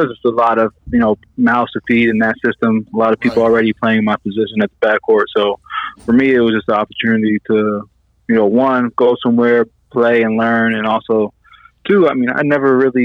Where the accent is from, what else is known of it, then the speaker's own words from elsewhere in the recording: Seattle, Washington, United States; being a kid from Seattle